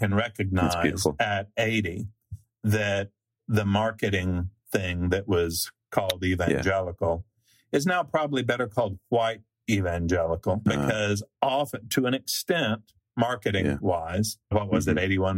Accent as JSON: {"language": "English", "town": "Nashville", "region": "Tennessee", "country": "United States", "tie": "born or raised there", "said": "growing up in Nashville, I went to a segregationist academy"}